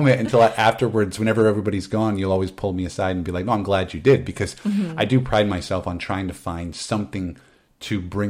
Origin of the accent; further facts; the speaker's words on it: Midwest, United States; I was always having to move around. I'm from the Midwest. I got it from my dad.